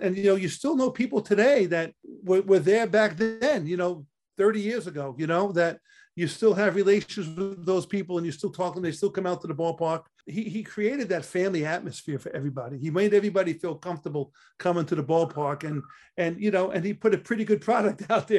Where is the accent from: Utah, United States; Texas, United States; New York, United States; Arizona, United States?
New York, United States; New York City; accent: New York; moved away as an adult; also born or lived in Panama City, Florida / Tallahassee, Florida / Miami, Florida; Vinny and I were the two … from New York. You know, he was from Elmont, I was from Staten Island